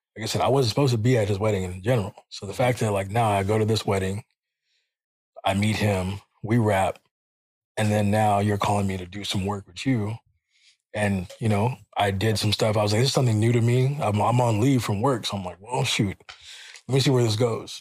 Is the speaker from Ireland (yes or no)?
no; Jamaica; I'm Jamaican.